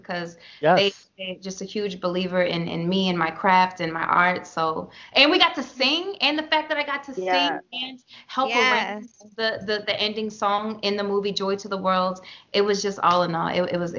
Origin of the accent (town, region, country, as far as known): Baltimore, Maryland, United States; born or raised there; moved away as an adult; also born or lived in New York